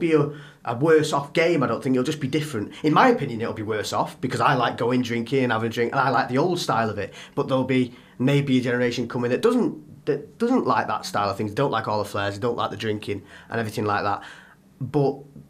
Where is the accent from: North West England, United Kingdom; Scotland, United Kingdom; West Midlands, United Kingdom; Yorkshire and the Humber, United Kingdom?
North West England, United Kingdom; Warrington; I'm from Warrington, it's like a 30-odd minute drive